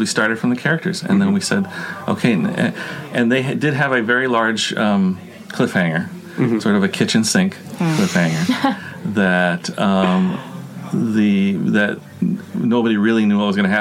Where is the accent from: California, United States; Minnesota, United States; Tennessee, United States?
California, United States; Los Angeles; I'm from Los Angeles